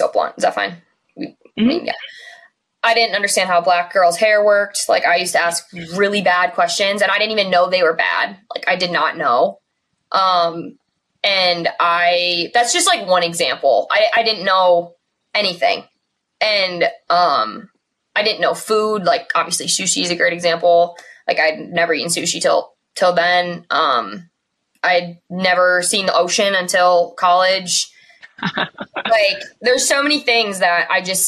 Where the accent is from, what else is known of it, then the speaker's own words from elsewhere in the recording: Burlington, United States; growing up in Burlington was the best thing ever for so many reasons